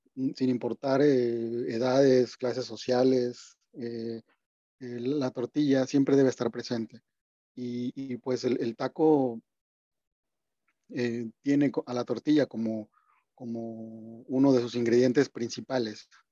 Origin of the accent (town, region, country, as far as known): Mexico